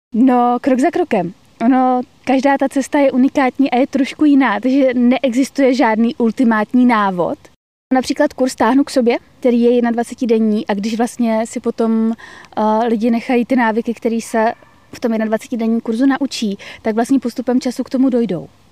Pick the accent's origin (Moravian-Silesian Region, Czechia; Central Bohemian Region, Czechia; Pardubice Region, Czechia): Moravian-Silesian Region, Czechia; Karviná; Já jsem vyrůstala v Karviné. to je vlastně na hranicích s Polskem.